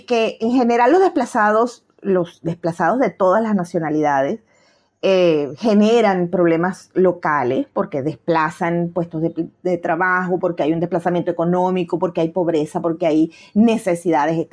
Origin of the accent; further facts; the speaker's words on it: Argentina; moved away; also born or lived in Venezuela; Yo soy nativa argentina y fui inmigrante en Venezuela